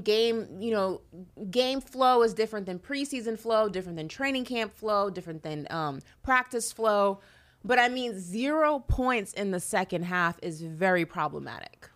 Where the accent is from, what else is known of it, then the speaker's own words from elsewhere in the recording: New York, United States; growing up in New York